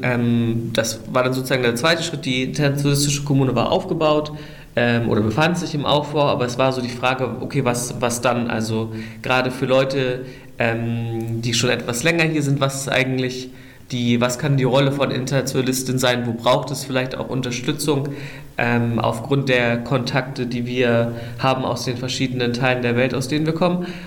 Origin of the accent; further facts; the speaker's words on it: Germany; moved away as an adult; now in Rojava, Syria; ich bin eigentlich ursprünglich aus Deutschland